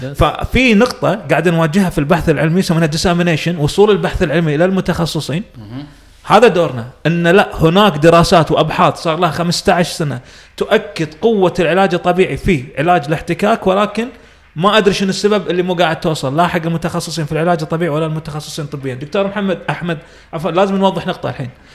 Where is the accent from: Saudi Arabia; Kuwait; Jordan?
Kuwait; عندنا بالكويت